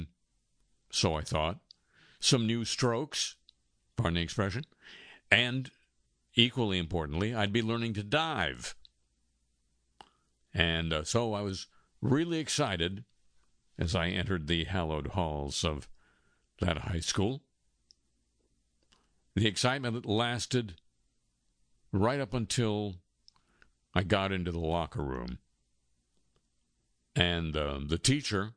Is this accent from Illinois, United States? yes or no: no; Los Angeles, California, United States; our neighborhood high school, when I was growing up in Los Angeles, was called